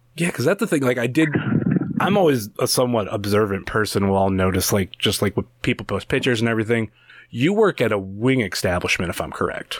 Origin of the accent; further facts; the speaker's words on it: Cleveland, Ohio, United States; I'm from Cleveland